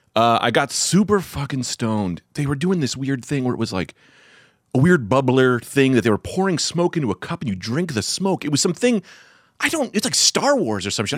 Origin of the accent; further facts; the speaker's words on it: Newark, New Jersey, United States; I was raised in Newark